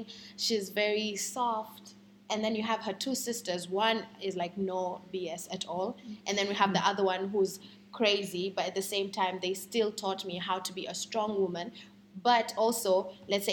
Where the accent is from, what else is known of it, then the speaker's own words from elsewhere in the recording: Kenya; I'm a Kenyan woman